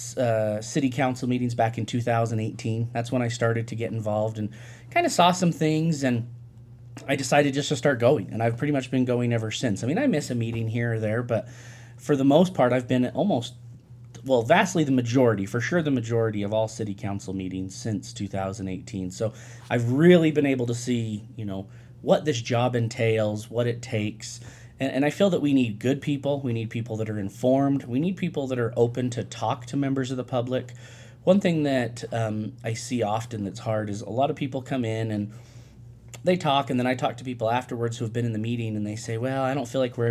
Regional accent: Salt Lake Valley, Utah, United States; moved away as an adult; now in Cedar City, United States; I grew up in the Salt Lake Valley

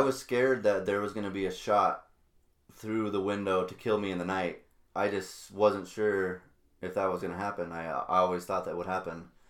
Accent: Albuquerque, New Mexico, United States; moved away as an adult; now in Wisconsin, United States; me and my sister here, uh, we grew up in Albuquerque, New Mexico, on the west side

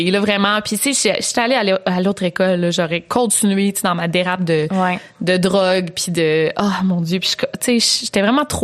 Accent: Quebec City, Quebec, Canada; Moi, je viens de Québec.

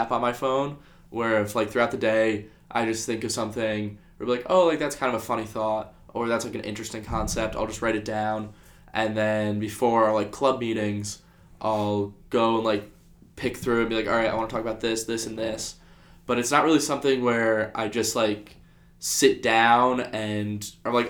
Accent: New Jersey, United States; I'm from Jersey

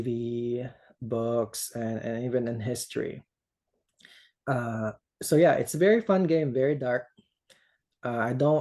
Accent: Philippines; English is a second language; moved away as an adult; now in United States; I grew up in the Philippines.

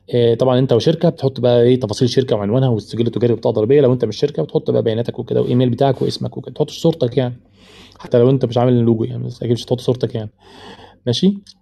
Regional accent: Egypt; عندنا في مصر

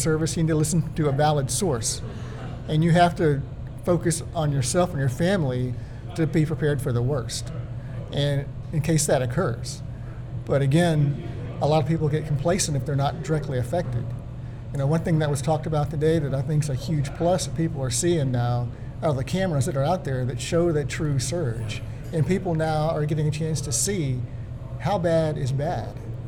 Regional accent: Pearland, Texas, United States; growing up in Pearland, Texas, which is far inland.

